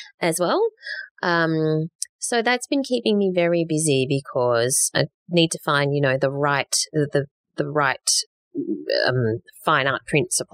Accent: Australia; we're pretty Aussie

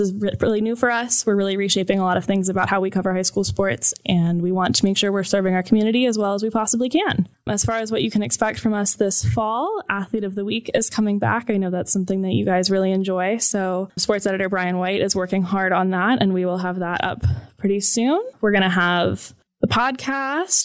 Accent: Atlanta, Georgia, United States; moved away as an adult; also born or lived in Michigan; now in Columbus, United States; I'm from Atlanta, went to the University of Michigan

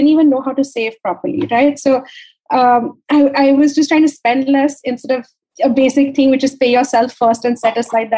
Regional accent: Mumbai, Maharashtra, India; also born or lived in New York, United States; born and brought up in Bombay

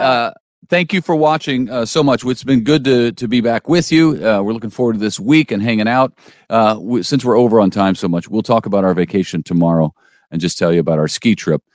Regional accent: St. Louis, Missouri, United States; also born or lived in Las Vegas; now in Springfield, United States; I'm from the Saint Louis area

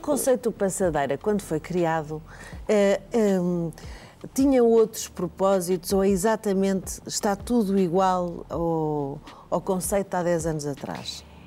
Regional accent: Angola; now in Portugal; ambas nascemos em Angola

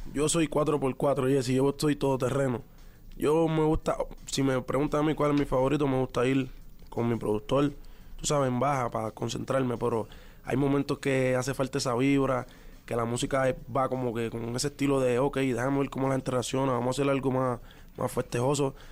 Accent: Puerto Rico; los boricuas somos

